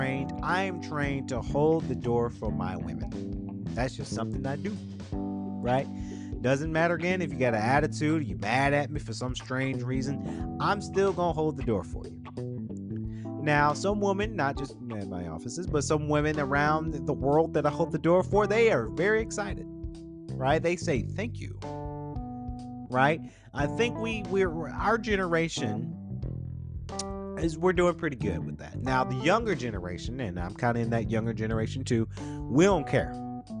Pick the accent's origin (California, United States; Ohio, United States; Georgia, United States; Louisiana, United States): Georgia, United States; Atlanta; we're from Atlanta